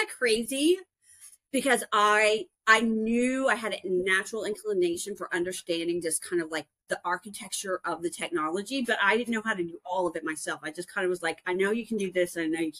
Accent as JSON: {"language": "English", "area": "Dallas-Fort Worth area", "region": "Texas", "country": "United States", "also_born_or_lived": "New Orleans / Arkansas", "moved": "as an adult", "said": "I'm originally from the Dallas-Fort Worth area"}